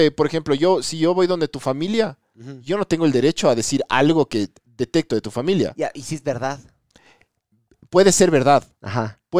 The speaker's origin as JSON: {"language": "Spanish", "country": "Ecuador"}